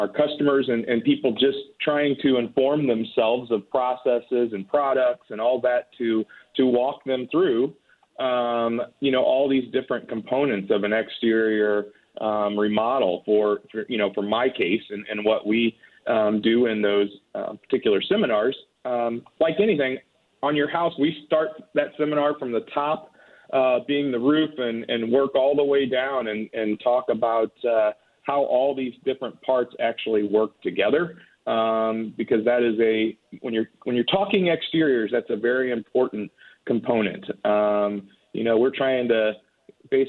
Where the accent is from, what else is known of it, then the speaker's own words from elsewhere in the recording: St. Louis, Missouri, United States; I am from the St. Louis area. I grew up just outside of St. Louis, but now live in Webster Groves